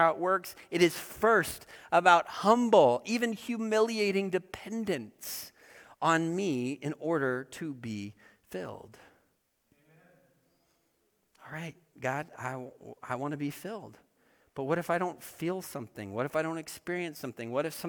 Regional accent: Oregon, United States; I grew up in Oregon, which is an interesting state for a lot of reasons.

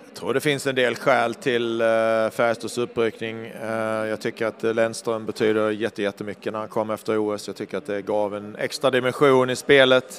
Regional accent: Ängelholm, Skåne, Sweden; also born or lived in Karlstad; now in Davos, Switzerland; född och uppvuxen i Ängelholm

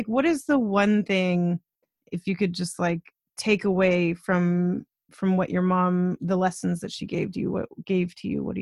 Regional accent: United States; now in Canada; I'm American

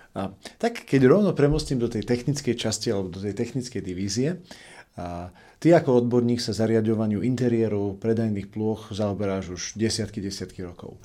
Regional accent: Košice, Košice Region, Slovakia; u nás v Košiciach

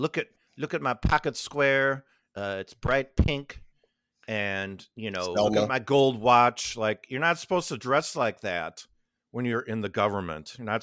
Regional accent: Illinois, United States; I've been around a lot of them, especially growing up on the North Shore of Chicago.

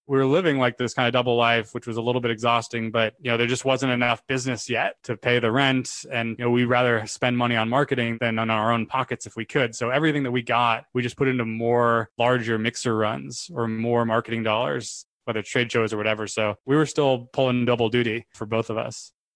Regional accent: Sacramento, California, United States; now in San Francisco, United States; I was born in Sacramento, which is about two hours away from San Francisco

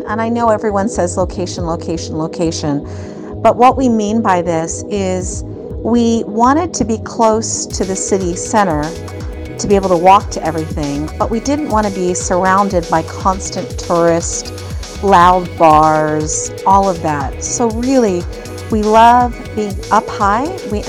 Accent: United States; moved away as an adult; now in Valencia, Spain; Me being an American

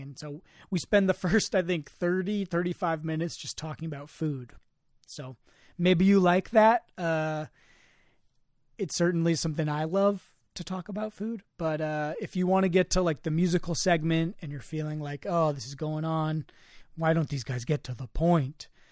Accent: Marin, California, United States; growing up in Marin

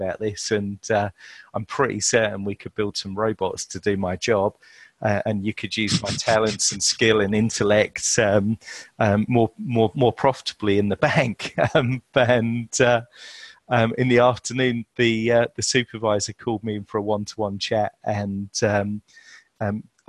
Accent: Chelmsford, East of England, United Kingdom; I was born in Chelmsford, Essex, to Yorkshire parentage.

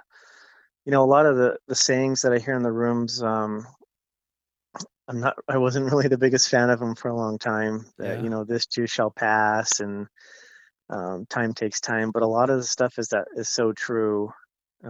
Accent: Pueblo, Colorado, United States; also born or lived in Tucson, Arizona / Albuquerque, New Mexico / Broomfield, Colorado / Boulder, Colorado; now in Denver area, United States; I grew up in Pueblo. I was born in Colorado Springs, but I grew up in Pueblo.

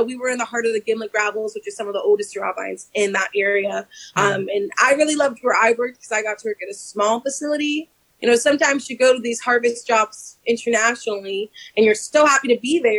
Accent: Washington, District of Columbia, United States; moved away; growing up in Chocolate City

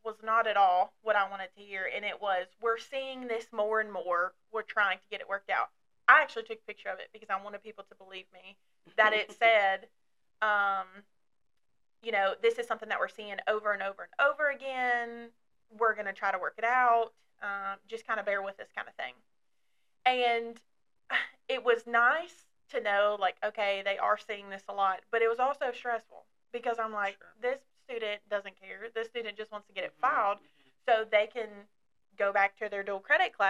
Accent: Dry Ridge, Kentucky, United States; accent: Southern; now in Somerset, United States; I grew up in Dry Ridge, Kentucky, which is northern Kentucky

